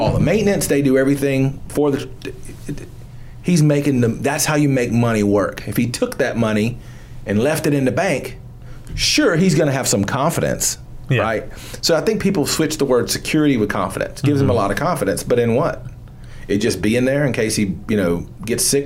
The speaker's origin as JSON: {"language": "English", "region": "Georgia", "country": "United States", "said": "I'm from Georgia"}